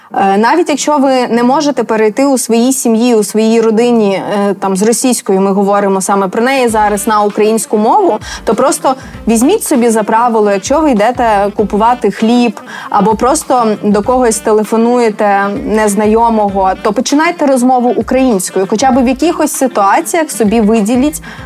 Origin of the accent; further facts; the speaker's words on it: Rivne, Rivne Oblast, Ukraine; now in Lviv, Ukraine; зараз живу у Львові. А взагалі я сама родом з Рівного